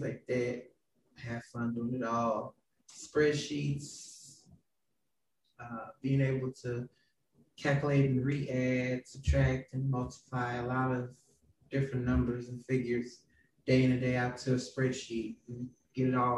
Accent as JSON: {"language": "English", "town": "St. Louis", "region": "Missouri", "country": "United States", "tie": "born or raised there", "said": "I grew up in West St. Louis City with a mother who passed on about 8 years ago"}